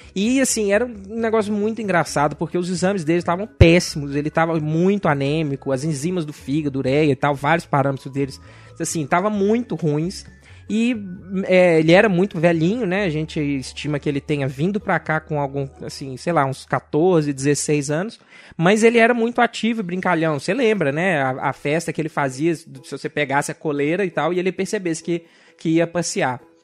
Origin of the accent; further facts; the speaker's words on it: Belo Horizonte, Minas Gerais, Brazil; eu sou de Belo Horizonte